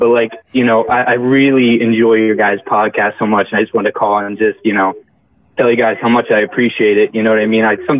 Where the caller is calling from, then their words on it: Pennsylvania, United States; I'm in PA.